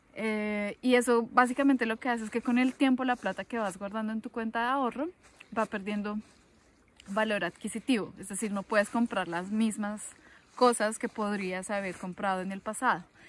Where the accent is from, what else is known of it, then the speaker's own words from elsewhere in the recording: Colombia; yo vengo de Colombia